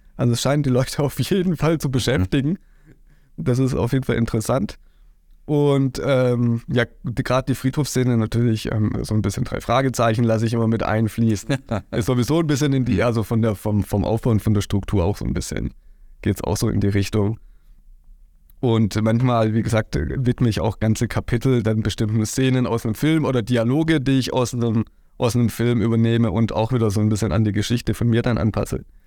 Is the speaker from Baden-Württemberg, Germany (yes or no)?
yes; Heimsheim, Baden-Württemberg, Germany; ich komme aus Heimsheim